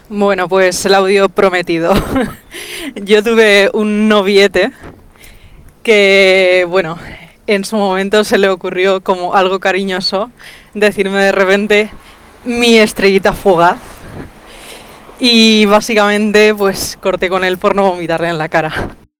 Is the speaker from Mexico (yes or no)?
no; Ibiza, Balearic Islands, Spain; nosotros somos de Ibiza